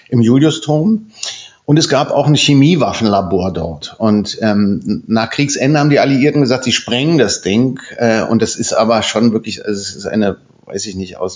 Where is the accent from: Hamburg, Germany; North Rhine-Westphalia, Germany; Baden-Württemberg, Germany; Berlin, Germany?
Berlin, Germany; Spandau; Ich bin Spandauer. Ich bin im, in Spandau geboren, ich bin in Spandau Kindergarten gegangen, äh, Vorschule, Grundschule, Gymnasium